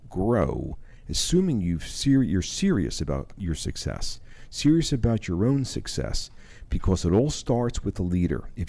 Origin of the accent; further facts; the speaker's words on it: Powell, Wyoming, United States; moved away; I'm originally from Powell, Wyoming.